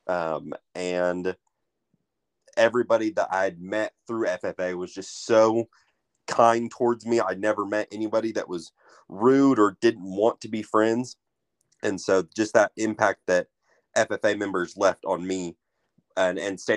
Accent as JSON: {"language": "English", "town": "Skiatook", "region": "Oklahoma", "country": "United States", "said": "I am originally from Skytook, Oklahoma"}